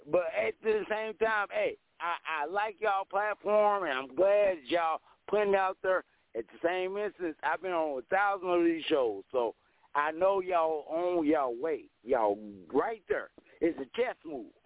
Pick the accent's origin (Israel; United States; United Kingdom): United States; St. Louis, Missouri; born there; now in Mesa, United States; I was born in St. Louis, Missouri, in the middle of the world, but yo, the West Side, the West Coast is where I live. That, that's where I love. I'm in Mesa, Arizona.